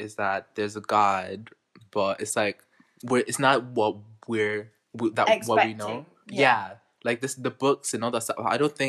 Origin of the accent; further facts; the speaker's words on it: Carlisle, North West England, United Kingdom; born there; I was born in Carlisle and I made in the Royal Navy.